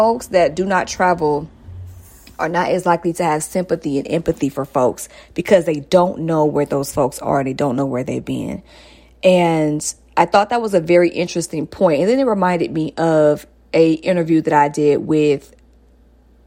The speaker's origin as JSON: {"language": "English", "town": "Stone Mountain", "region": "Georgia", "country": "United States", "tie": "born or raised there", "moved": "yes", "said": "I'm a Stone Mountain girl, but you know, that's still metro."}